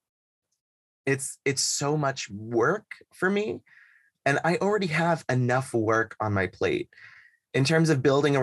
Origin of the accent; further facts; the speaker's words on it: Boston, Massachusetts, United States; moved away; also born or lived in Shanghai / Los Angeles; I'm from Boston